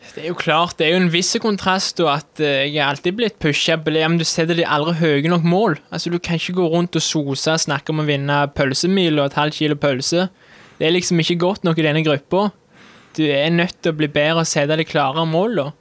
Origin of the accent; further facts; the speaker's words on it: Vold, Jæren, Rogaland, Norway; accent: rural Sør-Vestlandet dialect; Jeg kommer fra Vold på Jæren. Det er rundt ti minutter med bil sør for Sandnes.